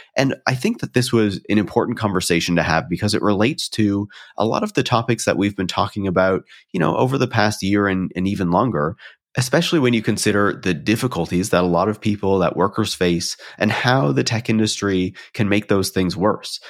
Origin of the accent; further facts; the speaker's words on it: Canada; being Canadian